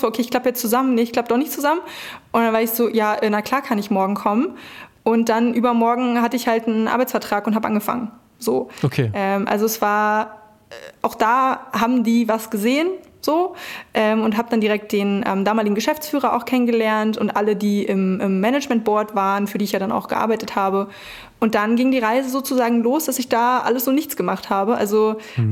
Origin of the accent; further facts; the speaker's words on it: Brandenburg, Germany; moved away as an adult; also born or lived in Berlin; ich komme aus Brandenburg, dann war Berlin natürlich nicht weit